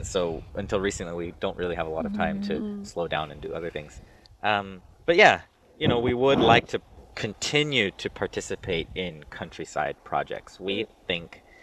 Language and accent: English; United States; moved away as an adult; now in China; I'm American, but my father's French. And, you know, I grew up in kind of a European culture family in America